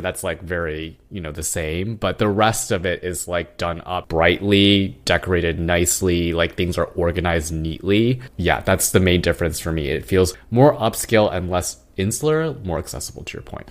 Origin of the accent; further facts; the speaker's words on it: Irvine, California, United States; moved away as an adult; now in Queens, New York, United States; back in the town that we grew up in, in Irvine